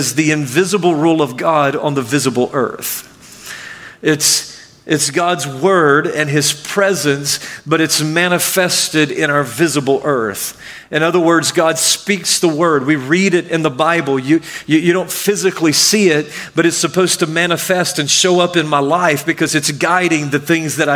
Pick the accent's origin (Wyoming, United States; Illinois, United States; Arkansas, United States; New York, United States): Arkansas, United States; also born or lived in Mississippi / Michigan; now in Florida, United States; I grew up in Arkansas, and I lived in Mississippi, and then I lived in Michigan for a while, and I've been in Florida for a long while now.